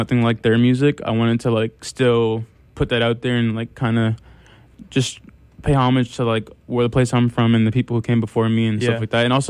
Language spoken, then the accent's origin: English; New York City, New York, United States; moved away; also born or lived in Amherst, Massachusetts / Los Angeles; being a New Yorker and being from Harlem